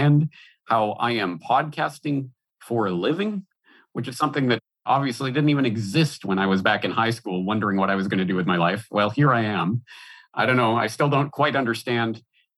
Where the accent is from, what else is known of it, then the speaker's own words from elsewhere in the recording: Alberta, Canada; moved away as an adult; also born or lived in Ireland; now in Japan; I'm Canadian by birth, born and raised in Alberta, Canada.